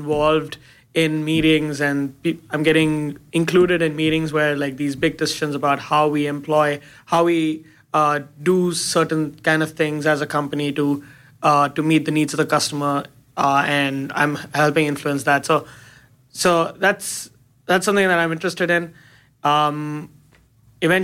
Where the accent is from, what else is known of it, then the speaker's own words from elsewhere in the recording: India; now in United States; I moved from India. I moved here. I moved in 2011. I just wanted some change.